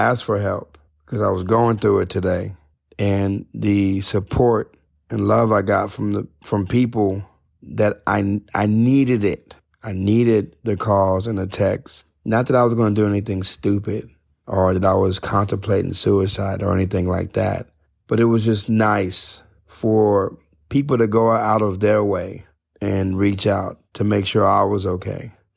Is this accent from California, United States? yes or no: no; Odessa, Texas, United States; Never been out of Odessa